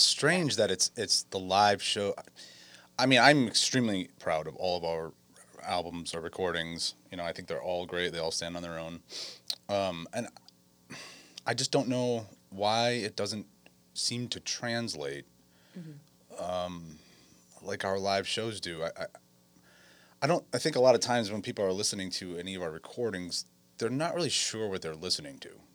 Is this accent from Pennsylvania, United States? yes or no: no; Westerly, Rhode Island, United States; also born or lived in California; now in Wisconsin, United States; I am from Westerly, Rhode Island, um, born and raised